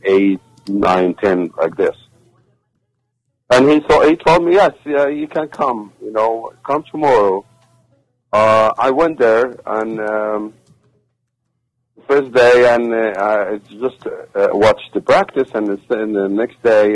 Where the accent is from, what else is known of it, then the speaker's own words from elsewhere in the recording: Egypt; English is a second language; moved away as an adult; also born or lived in Qatar; now in United States; I was wrestler. I'm from Egypt